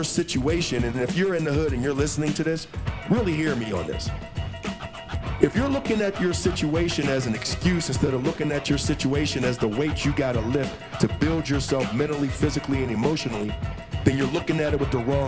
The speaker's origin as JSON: {"language": "English", "town": "Pittsburgh", "region": "Pennsylvania", "country": "United States", "said": "I'm from Pittsburgh"}